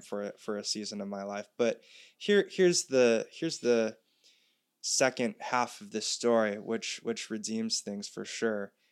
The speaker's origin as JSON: {"language": "English", "area": "North Shore of Oahu", "region": "Hawaii", "country": "United States", "tie": "born or raised there", "also_born_or_lived": "Santa Barbara, California", "moved": "as an adult", "said": "I was raised here on the North Shore of Oahu, but about four years ago, I moved to California to go to college in Santa Barbara."}